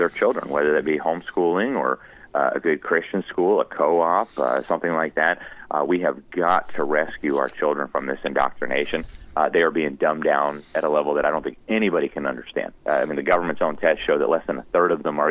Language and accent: English; United States; as an American